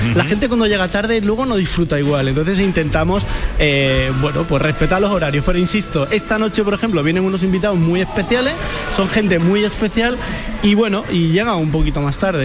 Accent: Andalusia, Spain; estoy enamorado de mi tierra, de Andalucía

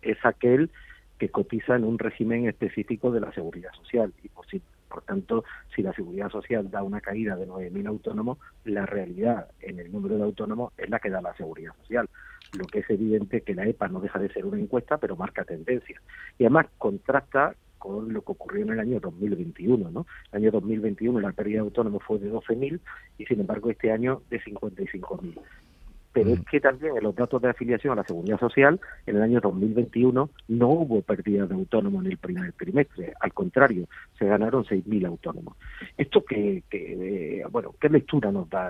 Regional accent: Andalusia, Spain; Yo, como andaluz

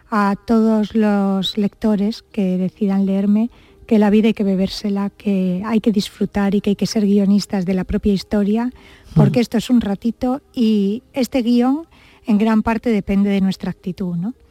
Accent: Almería, Andalusia, Spain; born or raised there; also born or lived in Granada

